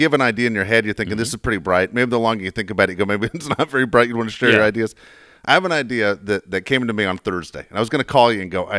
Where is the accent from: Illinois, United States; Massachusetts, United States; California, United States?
California, United States; San Diego; I'm from City Heights.